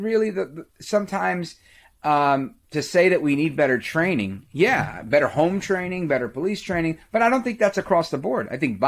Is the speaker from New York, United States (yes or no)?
yes; New York City, New York, United States; I grew up in Brooklyn, right outside of Flatbush